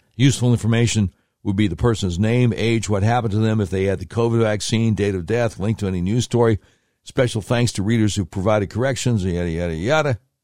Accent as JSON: {"language": "English", "town": "Charlotte", "region": "North Carolina", "country": "United States", "tie": "born or raised there", "said": "I grew up in Charlotte, North Carolina"}